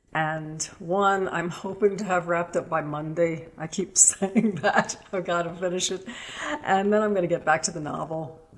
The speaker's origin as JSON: {"language": "English", "town": "Richmond", "region": "Virginia", "country": "United States", "tie": "born or raised there", "said": "Richmond, Virginia."}